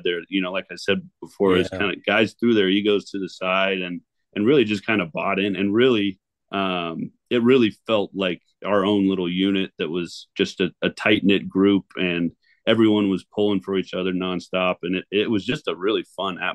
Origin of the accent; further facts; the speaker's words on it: 4-hour drive from Seattle, Washington, United States; I've since moved back to my hometown just on the other side of the state. So we are a 4-hour drive from Seattle